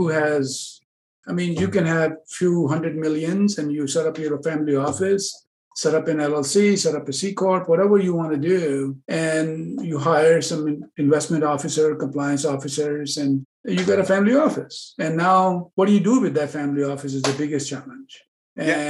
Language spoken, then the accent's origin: English; New York City, New York, United States; now in California, United States; originally I'm from Manhattan, New York